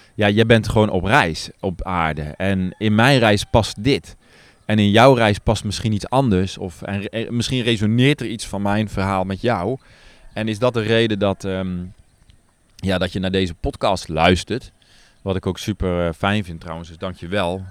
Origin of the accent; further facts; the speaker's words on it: Netherlands; moved away as an adult; now in Nepal; En ik heb dat zelf als kind ook in Nederland gedaan, gewoon vliegeren. Met mijn opa